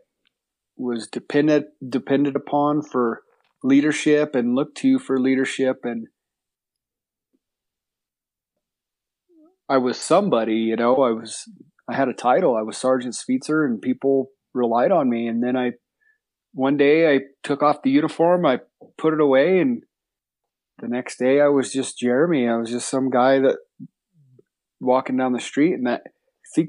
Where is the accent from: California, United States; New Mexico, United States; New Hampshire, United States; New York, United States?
New Mexico, United States; I was born in New Mexico. I grew up, my folks had horses when I was a kid